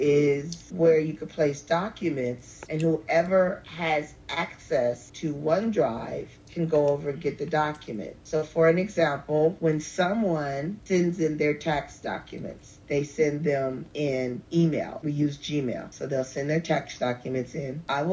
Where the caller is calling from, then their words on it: Los Angeles, California, United States; I'm calling from Los Angeles, California, where I reside.